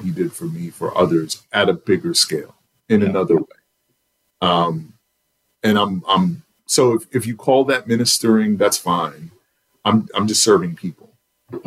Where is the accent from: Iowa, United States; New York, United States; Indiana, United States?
New York, United States; New York City; now in Charlotte, United States; I'm from Southside Jamaica, Queens